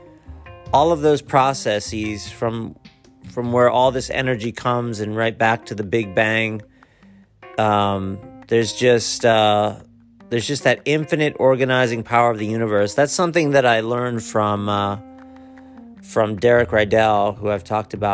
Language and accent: English; Akron, Ohio, United States; I was born in Akron